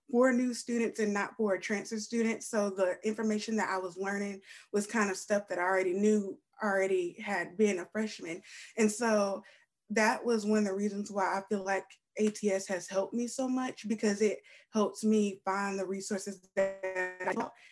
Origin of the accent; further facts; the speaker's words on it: Spartanburg, South Carolina, United States; like I came from Spartanburg and that was a whole different type of environment.